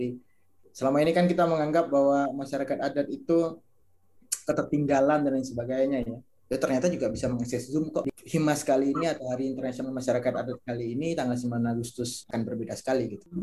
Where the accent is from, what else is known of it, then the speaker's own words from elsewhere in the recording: Tebo, Jambi, Indonesia; saya asli dari Talang Mama Simarentihan. Itu satu komunitas masyarakat adat yang ada di Tebo, Jambi, Provinsi Jambi.